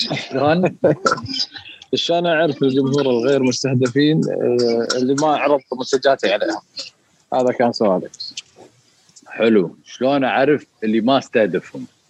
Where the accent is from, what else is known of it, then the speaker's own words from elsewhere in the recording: Kuwait; بالسوق المباركيه اللي عندنا بالكويت